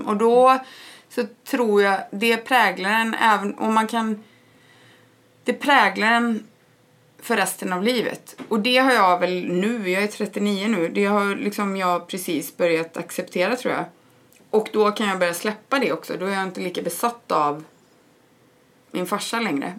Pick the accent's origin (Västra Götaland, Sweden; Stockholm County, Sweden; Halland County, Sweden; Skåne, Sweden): Västra Götaland, Sweden; Borås; moved away as an adult; jag är uppvuxen i Borås. Jag bodde där mina första 18 år i livet.